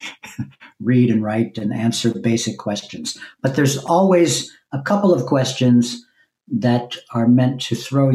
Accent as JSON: {"language": "English", "area": "Long Island", "region": "New York", "country": "United States", "tie": "born or raised there", "also_born_or_lived": "Brooklyn, New York / East Village, New York", "said": "I was born in Brooklyn, and then we moved to Long Island when I was eight. So I spent my real formative years in Long Island"}